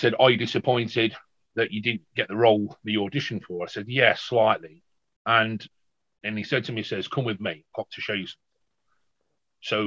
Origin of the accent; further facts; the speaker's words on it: the Midlands, England, United Kingdom; I'm from the Midlands in the United Kingdom